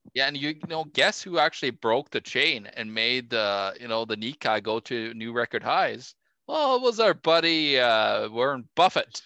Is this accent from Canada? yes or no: no; Norway; my home country norway